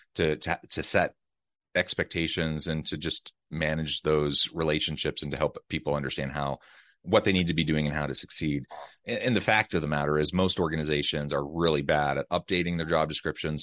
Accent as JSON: {"language": "English", "country": "United States", "tie": "born or raised there", "moved": "yes", "lives_now": "Utah, United States", "said": "Kansas City, Missouri, close to my hometown"}